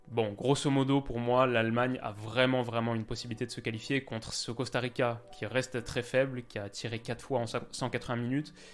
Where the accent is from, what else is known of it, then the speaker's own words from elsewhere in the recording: Canada; Là, je crois qu'on a vu deux choses quand on est canadien.